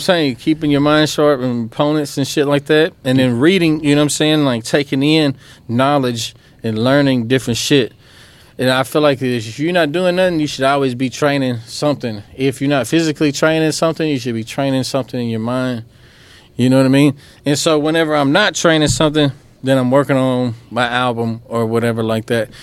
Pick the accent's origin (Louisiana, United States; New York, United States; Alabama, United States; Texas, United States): Louisiana, United States; Oakdale; also born or lived in DeRidder, Louisiana; we grew up in Oakdale